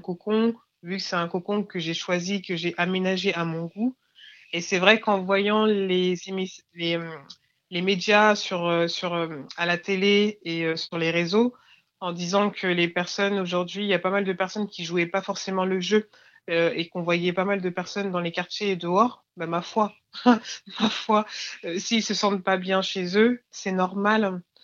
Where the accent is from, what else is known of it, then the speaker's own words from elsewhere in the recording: Clichy-sous-Bois, Île-de-France, France; j'ai grandi à Clichy-sous-Bois